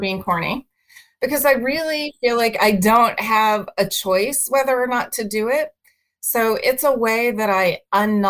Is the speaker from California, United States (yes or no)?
no; Pittsburgh, Pennsylvania, United States; moved away as an adult; also born or lived in Arizona / Philadelphia / Seattle / Delaware; I was raised in Pittsburgh.